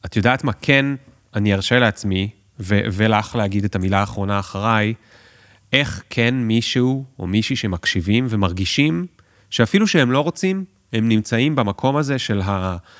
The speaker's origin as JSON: {"language": "Hebrew", "town": "Tel Aviv", "region": "Tel Aviv District", "country": "Israel", "said": "אני תל אביבי"}